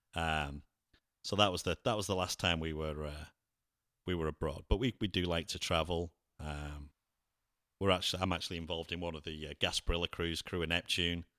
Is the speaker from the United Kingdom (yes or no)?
yes; England, United Kingdom; also born or lived in Cleveland, Ohio; now in Lakeland, United States; I'm English